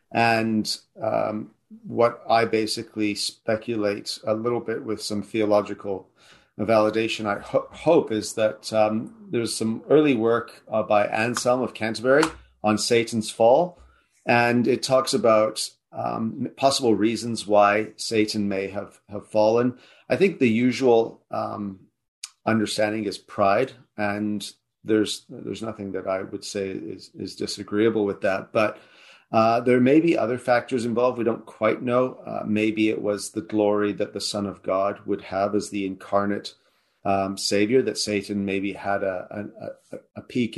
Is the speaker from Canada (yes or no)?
yes; Canada; moved away; also born or lived in South Africa / United Kingdom / United States; I was born in South Africa, but I have British parents. So that's the explanation for the bland South African name. But we moved to Canada when I was about 8.